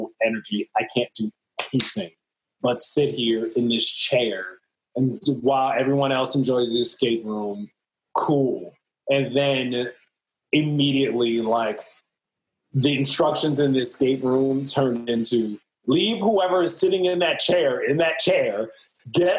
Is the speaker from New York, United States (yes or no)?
yes; New York City, New York, United States; I'm from Harlem